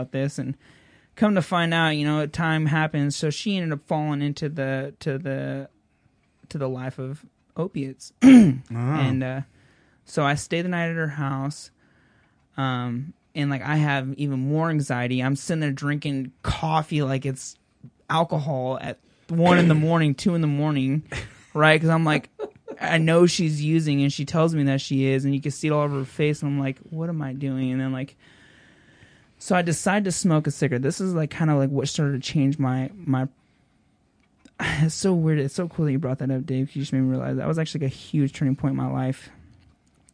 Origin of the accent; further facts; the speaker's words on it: Bend, Oregon, United States; moved away; I pull into my hometown